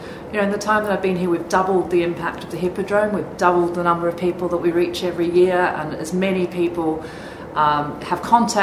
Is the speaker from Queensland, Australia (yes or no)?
no; Sydney, New South Wales, Australia; now in Birmingham, United Kingdom; when a job came back up in my hometown of Sydney, I went for it.